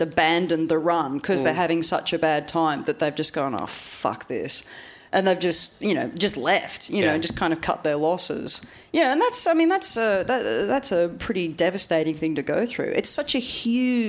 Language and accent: English; Australia; moved away; growing up in Australia